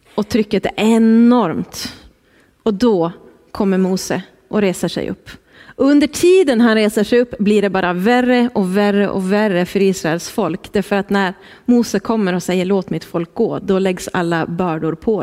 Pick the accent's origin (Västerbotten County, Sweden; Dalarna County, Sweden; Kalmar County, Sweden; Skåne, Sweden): Västerbotten County, Sweden; Skellefteå; moved away as an adult; now in Härnösand, Sweden; Kul att få vara här hemma i Skellefteå.